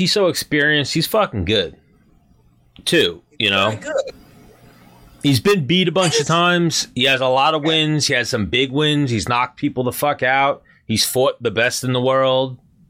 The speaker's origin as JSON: {"language": "English", "area": "Long Island", "region": "New York", "country": "United States", "tie": "born or raised there", "said": "Well, I grew up here, born and raised"}